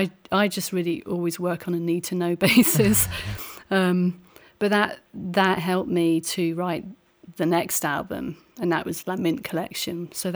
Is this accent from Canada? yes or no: no; England, United Kingdom; moved away as an adult; now in Seattle, United States; originally I'm from England, and that's where I spent really, you know, the first part of my life.